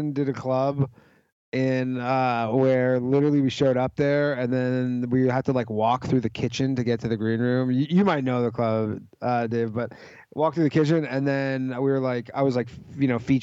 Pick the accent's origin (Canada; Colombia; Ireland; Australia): Canada; outside of Toronto, Ontario; moved away as an adult; now in New York, United States; I'm from Toronto, outside of Toronto.